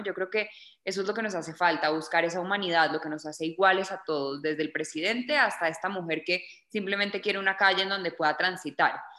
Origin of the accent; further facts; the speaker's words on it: Bogotá, Colombia; also born or lived in Miami, United States; soy colombiana, nací en Bogotá